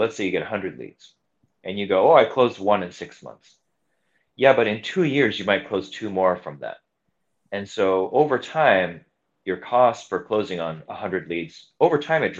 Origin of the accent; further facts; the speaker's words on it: California, United States; moved away as an adult; now in Honolulu, United States; I grew up in California. So I came to Hawaii in 2005